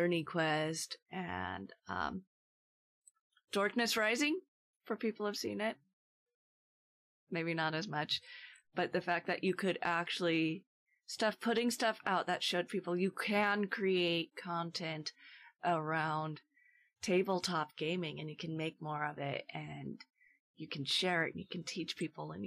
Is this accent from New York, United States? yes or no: no; Portland, Oregon, United States; I grew up in Portland and lived in Portland for years